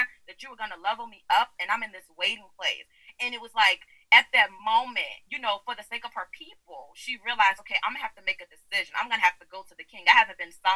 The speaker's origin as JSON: {"language": "English", "region": "Virginia", "country": "United States", "tie": "born or raised there", "moved": "as an adult", "lives_now": "Maryland, United States", "said": "I relocated from my home state of Virginia to Maryland."}